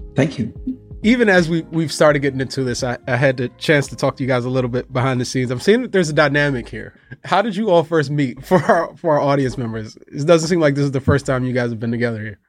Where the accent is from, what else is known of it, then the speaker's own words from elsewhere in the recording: United States; living in America, growing up in America